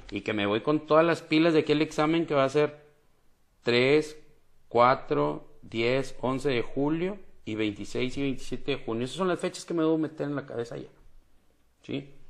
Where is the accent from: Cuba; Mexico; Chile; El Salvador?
Mexico; aviento mi CUR para decir que soy mexicano y que tengo tantos años.